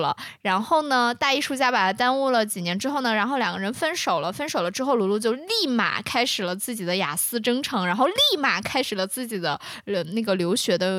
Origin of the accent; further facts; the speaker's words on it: China; 我们不会想说，呃，每每一个时刻都在想说我们去找一下我们中国人身份，因为我们就在我们自己的国家，